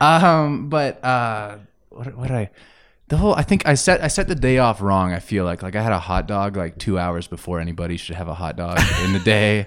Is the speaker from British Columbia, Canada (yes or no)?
no; Grande Prairie, Alberta, Canada; moved away as an adult; also born or lived in Estevan, Saskatchewan; now in Calgary, Canada; I was born in Saskatchewan. uh, in a town called Estevan, which I've never really been to. Like, I don't really know what it looks like. I just lived there as an infant. Uh, and then I moved to Grand Prairie, and I was there until I was about twenty, twenty-one years old